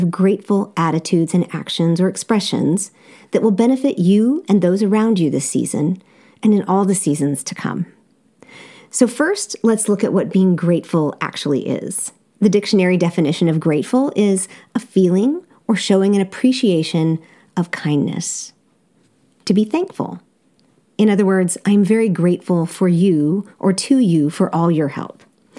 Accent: Seoul, South Korea; Growing up in Seoul, South Korea, I attended an amazing international school, Seoul Foreign School.

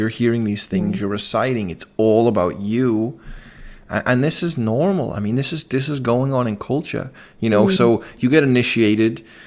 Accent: Liverpool, North West England, United Kingdom; I come from Liverpool, which is a very eclectic city

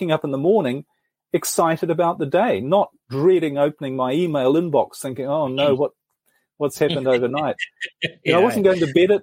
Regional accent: New Zealand; moved away as an adult; I'm originally from New Zealand, actually, and I spent most of my life there.

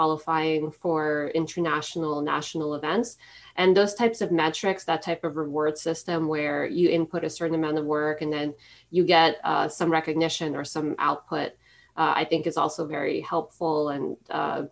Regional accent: Philadelphia, Pennsylvania, United States; my hometown of Philadelphia

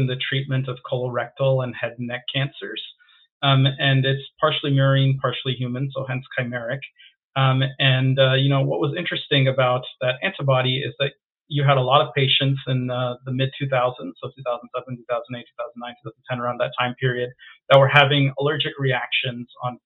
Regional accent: Virginia, United States; moved away as an adult; now in Washington, United States; But I grew up in Virginia. Virginia is where I call home

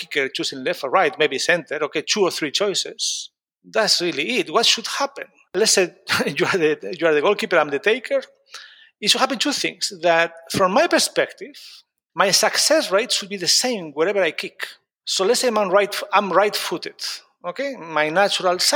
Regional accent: Spain; moved away as an adult; also born or lived in United States; now in London, United Kingdom; I grew up in Spain, but then I moved to the US to do my master and PhD

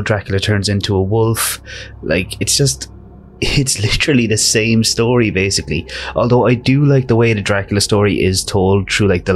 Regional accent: Ireland; we're Irish

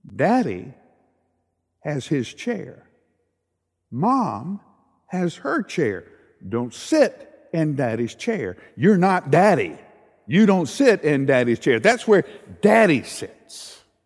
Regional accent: the South, United States; I grew up in the South

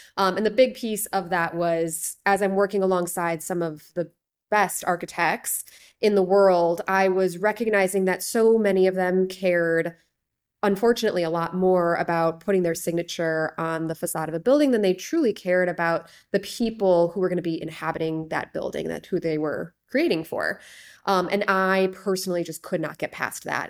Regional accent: Chicago, Illinois, United States; moved away; my hometown of Chicago, ended up moving back here

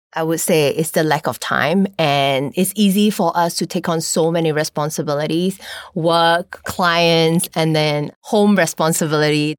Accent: Malaysia; I'm from Malaysia

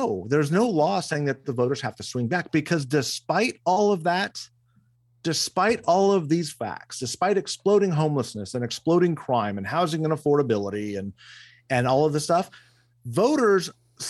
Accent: California, United States; it was the best time to be growing up in Glendale, Burbank, Pasadena area.

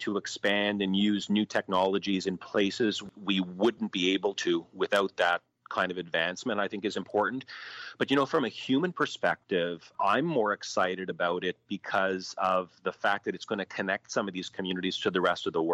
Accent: Ottawa Valley, Ontario, Canada; I grew up in the Ottawa Valley

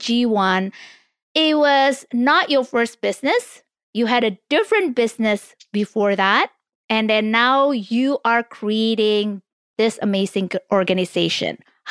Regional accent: Bali, Indonesia; Bali, which I told you it's my home country

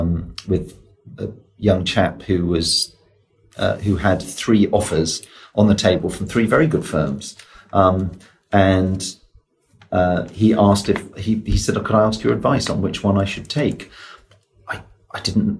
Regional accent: Oxford, South East England, United Kingdom; I grew up in Oxford

